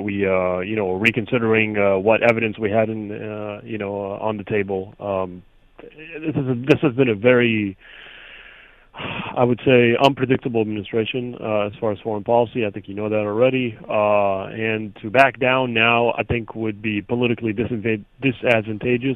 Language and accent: English; United States; we as the American people